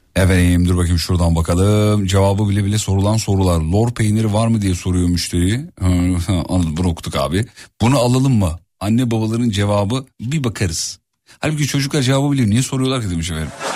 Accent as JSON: {"language": "Turkish", "region": "Erzurum", "country": "Turkey", "said": "Ben de bir doğulu olarak mesela Erzurumluyum ben"}